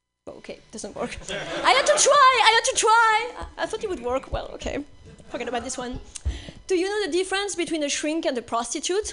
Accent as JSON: {"language": "English", "town": "Nice", "region": "Provence-Alpes-Côte d'Azur", "country": "France", "accent": "French", "second_language": "English", "moved": "yes", "said": "I'm from Nice"}